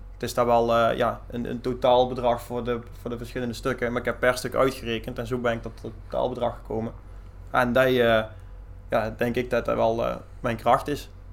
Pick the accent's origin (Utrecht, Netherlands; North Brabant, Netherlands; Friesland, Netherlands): North Brabant, Netherlands; Mierlo; now in Leende, Netherlands; ik kom eigenlijk van Mierlo af en daar hadden wij een zeugenbedrijf